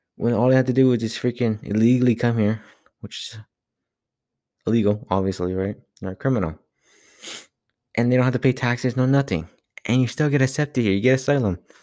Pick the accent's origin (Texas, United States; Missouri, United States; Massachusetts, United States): Texas, United States; Laredo; I'm from Laredo